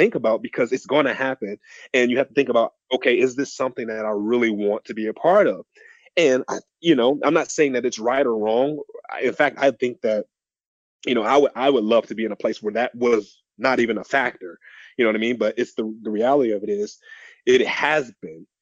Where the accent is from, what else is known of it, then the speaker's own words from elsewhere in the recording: Detroit, Michigan, United States; I grew up in Detroit